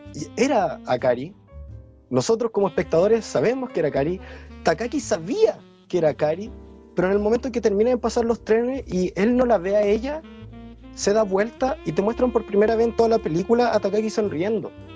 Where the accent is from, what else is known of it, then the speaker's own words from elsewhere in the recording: Chile; moved away as an adult; cuando me fui de Chile